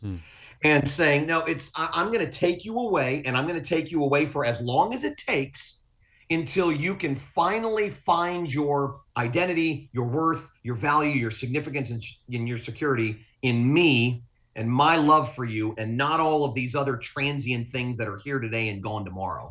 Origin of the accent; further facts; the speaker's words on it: Fort Lauderdale, Florida, United States; also born or lived in Willis, Texas; I'm not from Texas. I'm from South Florida. Fort Lauderdale's my home